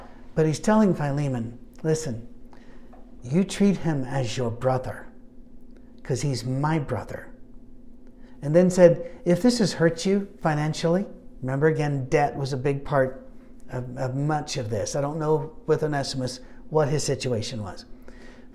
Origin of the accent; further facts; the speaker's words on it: Scotland, United Kingdom; I'm Scottish